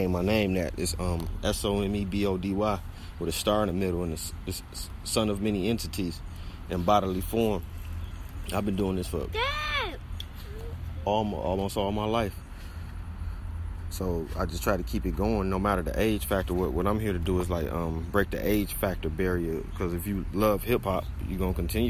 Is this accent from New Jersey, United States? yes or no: no; Detroit, Michigan, United States; I'm from Coney Gardens